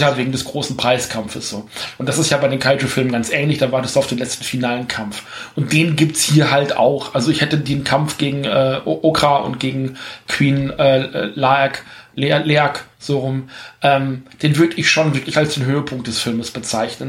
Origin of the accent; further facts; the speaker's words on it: Germany; bei uns im Westen in Deutschland